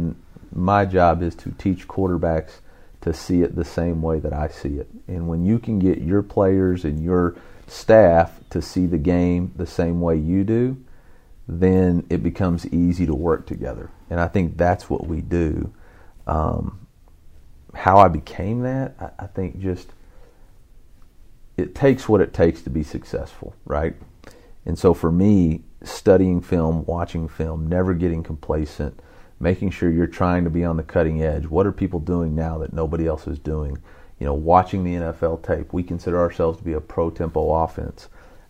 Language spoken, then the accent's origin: English; Alma, Arkansas, United States; It's in the River Valley, about 40 miles south of Fayetteville.